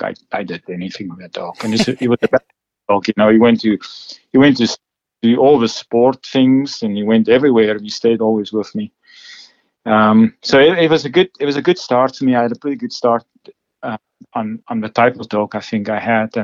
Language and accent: English; South Africa; Well, I grew up in South Africa, and I grew up in a sort of a big town